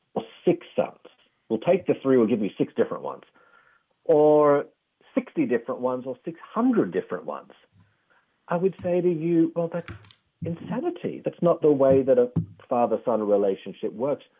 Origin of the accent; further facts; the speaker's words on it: Australia; accent: Australian; tell from the accent. I'm from Australia.